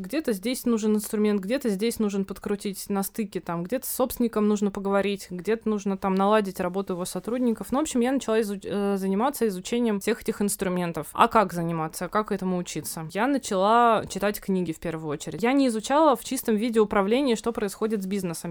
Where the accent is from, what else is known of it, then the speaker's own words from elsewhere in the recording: Novosibirsk, Novosibirsk Oblast, Russia; moved away as an adult; now in Moscow, Russia; я родом из Новосибирска, и тогда к тому времени я чуть больше года жила в Москве.